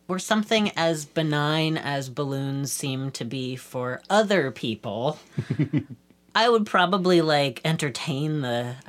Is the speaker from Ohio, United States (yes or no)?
no; Boston, Massachusetts, United States; I'm 35, and I'm from Boston.